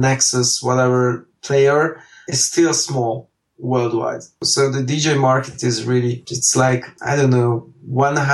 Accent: Hungary; I live and work and born and raised in Hungary

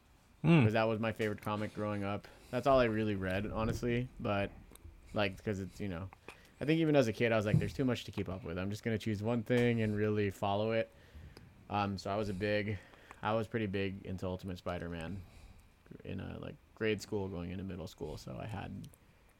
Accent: Pacifica, California, United States; moved away as an adult; also born or lived in Philippines; I've moved a couple of times in the last 10 years. And, you know, that first significant move when I moved out of Pacifica, the house I, you know, for the most part grew up

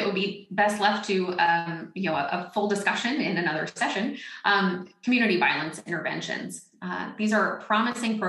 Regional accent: Northwest Florida and South Alabama, United States; I grew up in Northwest Florida and South Alabama

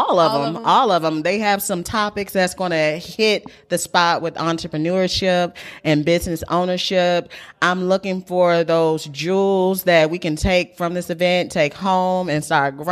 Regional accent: Mobile, Alabama, United States; I'm from this area.

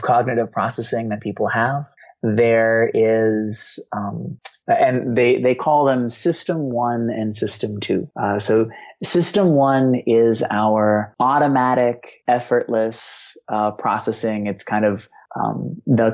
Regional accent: Boston, Massachusetts, United States; I grew up in Boston.

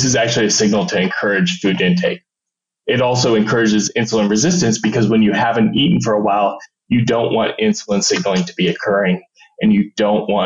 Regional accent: Julesburg, Colorado, United States; now in Arizona, United States; a small town, Julesburg, Colorado, in the northeast corner

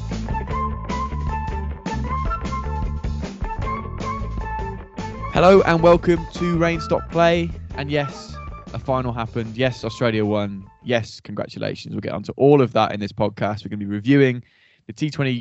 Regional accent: England, United Kingdom

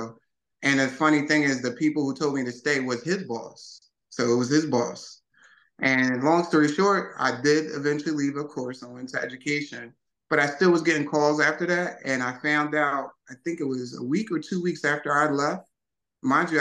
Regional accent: Philadelphia, Pennsylvania, United States; moved away; also born or lived in Wilmington, Delaware; Born and raised West Philly.

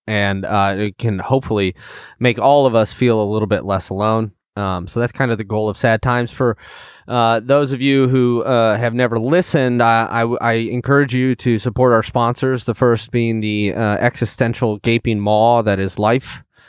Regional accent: Illinois, United States; I'm from Illinois as well

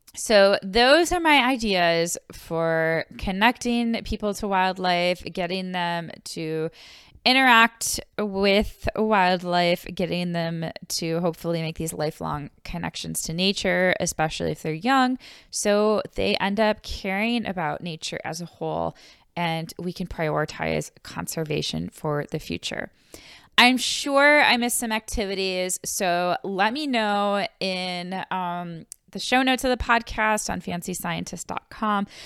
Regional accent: Buffalo, New York, United States; moved away; I am from Buffalo, New York, so, uh, we did go outside, but winters were very long in Buffalo

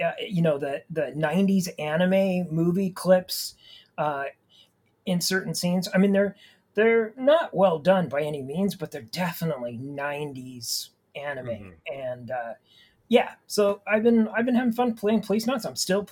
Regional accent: Idaho, United States; I grew up in Idaho

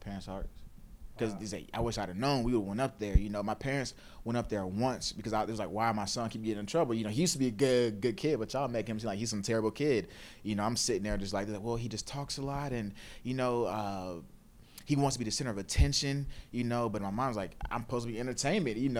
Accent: Stone Mountain, Georgia, United States; also born or lived in Gwinnett County, Georgia; I grew up in Stone Mountain on Memorial Drive, went to elementary school out there. My parents, the area where we stayed in wasn't like the best of areas. So my parents, we moved out to Gwinnett County at the time

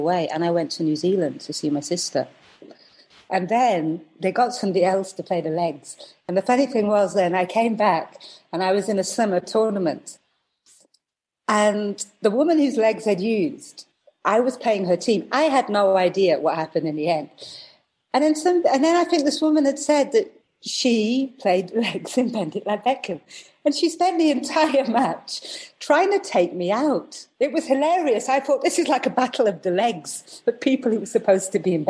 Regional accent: Preston, North West England, United Kingdom; moved away as an adult; also born or lived in Hounslow, London; now in London, United Kingdom; we went to Preston. In the north when I was very young, and I grew up there

